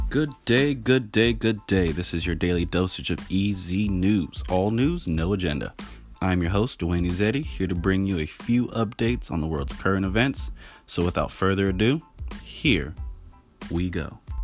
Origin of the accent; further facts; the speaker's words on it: California, United States; moved away; also born or lived in Caribbean; I grew up in California